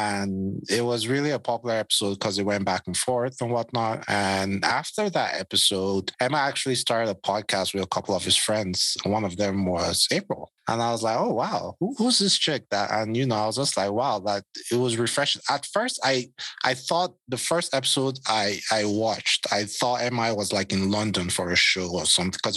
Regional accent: Benin City, Edo, Nigeria; I'm from Benin, and we have a house there.

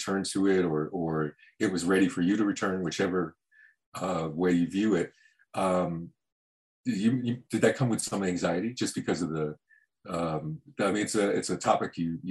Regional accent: Miami, Florida, United States; now in Los Angeles, United States; I was born in Miami and lived there.

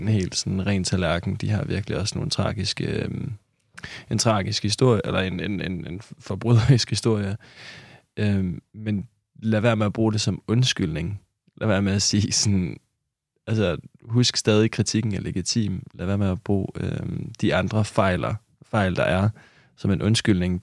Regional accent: Kolding, Southern Denmark, Denmark; jeg er fra Kolding

